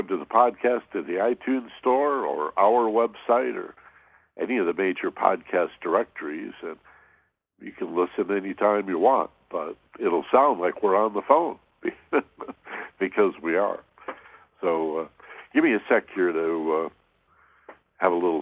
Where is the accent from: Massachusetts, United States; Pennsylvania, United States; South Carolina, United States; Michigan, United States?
Michigan, United States; moved away; where I grew up in Michigan